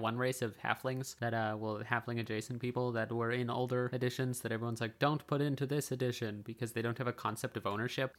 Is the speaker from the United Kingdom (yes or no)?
no; British Columbia, Canada; also born or lived in Forest Grove; I grew up on a fountain in British Columbia